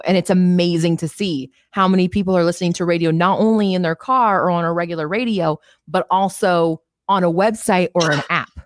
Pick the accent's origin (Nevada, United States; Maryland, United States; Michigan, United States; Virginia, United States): Nevada, United States; Las Vegas; I grew up in Vegas my whole life